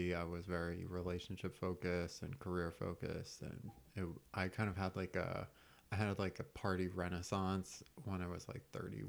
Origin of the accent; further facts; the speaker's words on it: New Mexico, United States; also born or lived in Texas; Yeah, I grew up in the Southwest in New Mexico and Texas, but both my parents are Yankees.